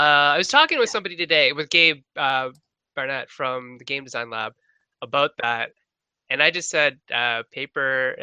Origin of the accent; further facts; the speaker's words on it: Canada; I'm Canadian